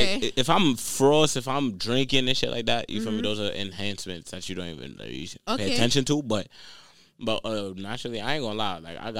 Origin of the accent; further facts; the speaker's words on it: Jamaica; And I'm Jamaican